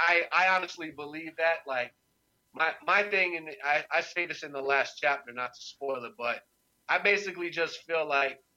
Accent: Durham, North Carolina, United States; moved away as an adult; also born or lived in New York; born and raised in Durham.

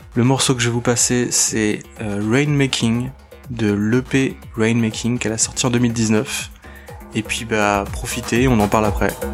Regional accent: Nantes, Pays de la Loire, France; Je viens de Nantes

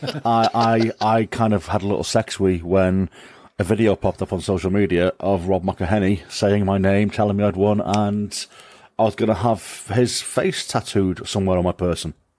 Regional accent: Wrexham, Wales, United Kingdom; now in Shotton, United Kingdom; I'm from, I'm from, I'm from Wrexham. I'm a, I'm a Wrexham lad.

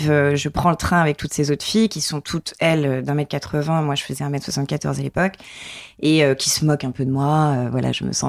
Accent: Limoges, Nouvelle-Aquitaine, France; grandi à Limoges.

